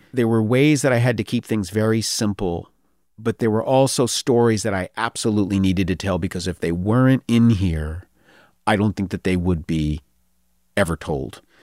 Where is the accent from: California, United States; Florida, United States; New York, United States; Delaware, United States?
New York, United States; I'm from New York